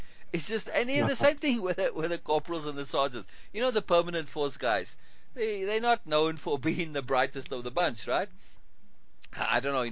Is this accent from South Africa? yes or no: yes; Cape Town, Western Cape, South Africa; to go back to Cape Town, to my hometown